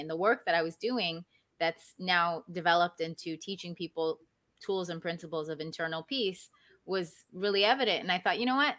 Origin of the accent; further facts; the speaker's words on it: Maryland, United States; now in South Florida, United States; I grew up in Maryland, which is where I was born and raised